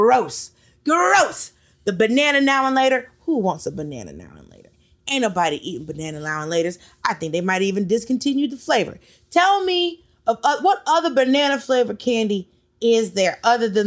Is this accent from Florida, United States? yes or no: yes; Miami, Florida, United States; moved away; also born or lived in Atlanta, Georgia; I'm originally from Miami